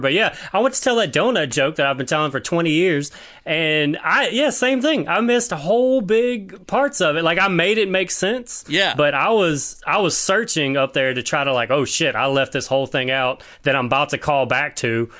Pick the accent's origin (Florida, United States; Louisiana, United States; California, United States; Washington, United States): Louisiana, United States; Baton Rouge; now in Seattle, United States; I'm from Baton Rouge, Louisiana